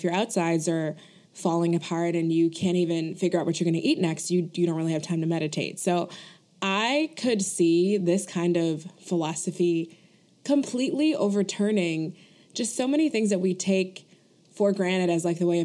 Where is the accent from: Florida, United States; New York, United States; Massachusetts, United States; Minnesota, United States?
New York, United States; Buffalo; I grew up only eating Frank's hot sauce because I'm from Buffalo, New York